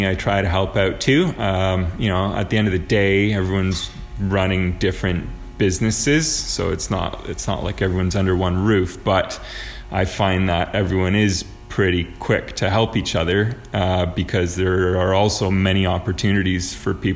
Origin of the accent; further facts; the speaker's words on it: Toronto, Ontario, Canada; moved away as an adult; now in Kitchener-Waterloo, Canada; I'm from Toronto, but about 3 years ago, I worked a little bit in Kitchener